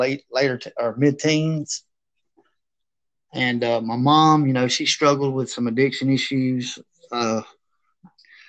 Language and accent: English; Taylorsville, Georgia, United States; I grew up in Taylorsville, Georgia for the most part of my life